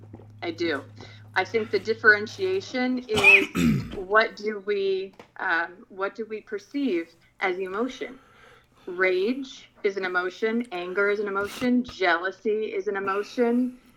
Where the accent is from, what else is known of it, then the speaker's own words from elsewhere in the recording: Philippines; I grew up in the Philippines.